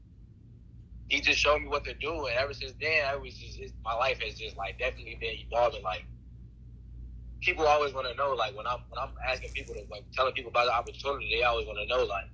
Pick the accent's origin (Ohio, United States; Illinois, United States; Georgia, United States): Illinois, United States; Chicago; I'm from Chicago.